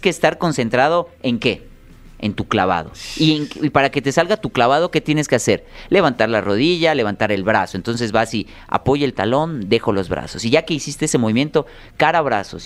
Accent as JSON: {"language": "Spanish", "region": "Yucatán", "country": "Mexico", "said": "soy yucateco"}